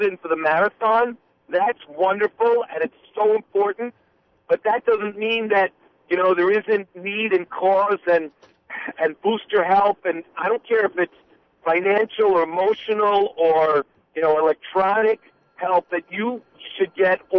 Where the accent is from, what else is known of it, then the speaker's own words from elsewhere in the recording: New York City, New York, United States; I grew up with in Williamsburg